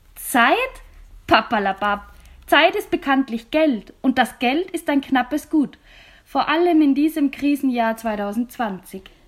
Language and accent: German; Austria; bei uns in Österreich